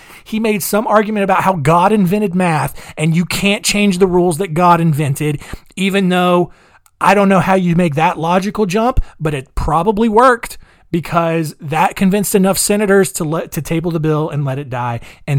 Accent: Indiana, United States; That's how stupid I am, because I'm from Indiana.

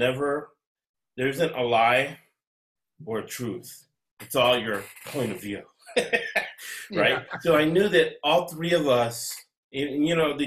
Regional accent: United States; I'm American. I was born in the United States. I'm an American.

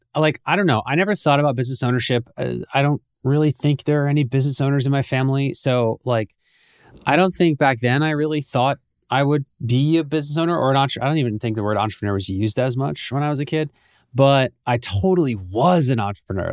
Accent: Bethlehem, Pennsylvania, United States; moved away as an adult; also born or lived in Philadelphia; now in Miami, United States; I was born and raised about ninety minutes north of Philadelphia in a town called Bethlehem, a little town of Bethlehem

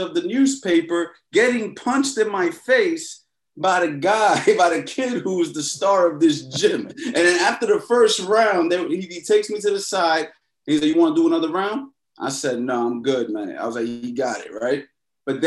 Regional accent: New York City, New York, United States; now in West Palm Beach, United States; I grew up in New York City.

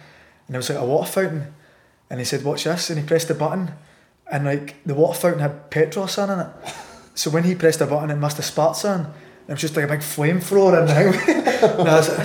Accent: Scotland, United Kingdom; I was from Scotland

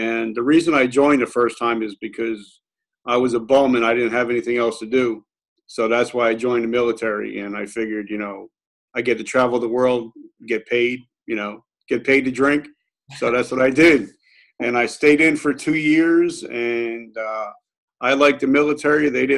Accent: New Jersey, United States; moved away as an adult; also born or lived in South Carolina; me growing up in New Jersey, 15 minutes from the towers

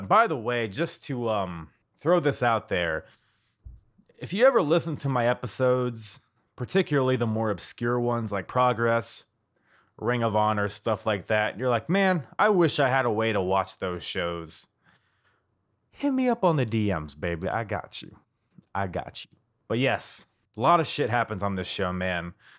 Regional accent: United States; I'm an American

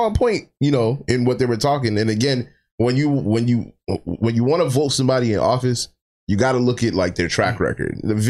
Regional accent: the South, United States; We're from the South.

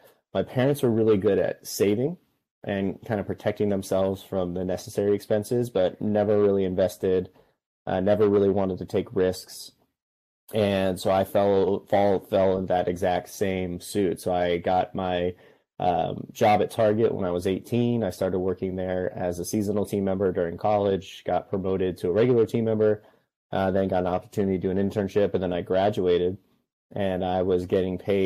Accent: Riverside, California, United States; my mom's house, which is the house I grew up in Riverside

